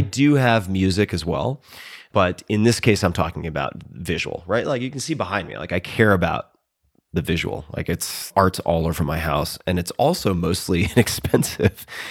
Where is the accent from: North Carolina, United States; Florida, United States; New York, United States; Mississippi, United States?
New York, United States; Long Island; I'm from Long Island